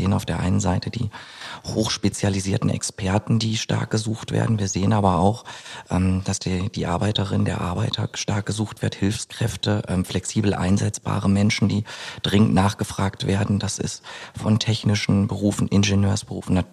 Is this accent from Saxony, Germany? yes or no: no; North Rhine-Westphalia, Germany; Ich bin 33 Jahre alt, äh, gebürtiger Ostwestfale